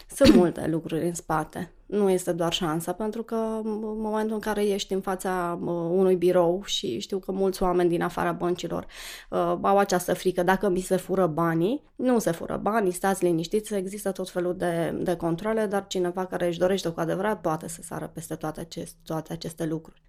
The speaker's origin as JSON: {"language": "Romanian", "town": "Cluj-Napoca", "region": "Cluj County", "country": "Romania", "tie": "born or raised there", "said": "Sunt clujancă, m-am născut la Cluj"}